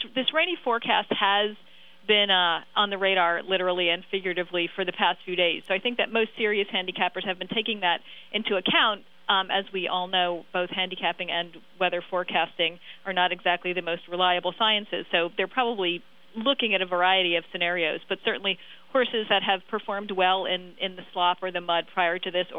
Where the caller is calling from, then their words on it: New York, United States; I'm actually watching from New York for this Kentucky Derby